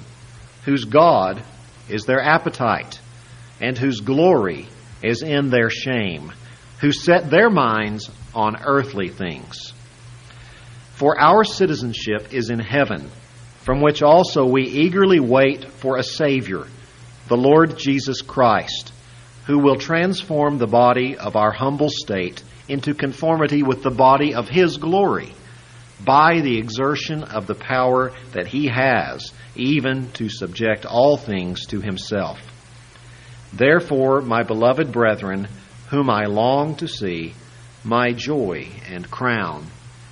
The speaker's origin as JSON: {"language": "English", "country": "United States", "said": "those of us who are American citizens"}